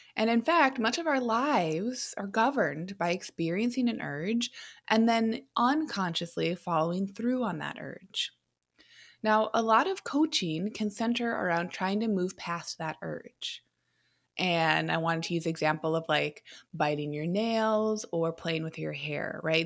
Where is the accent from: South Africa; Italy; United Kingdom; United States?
United States